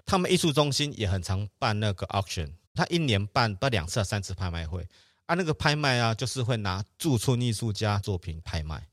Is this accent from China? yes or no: no; Taiwan; 我是台湾来的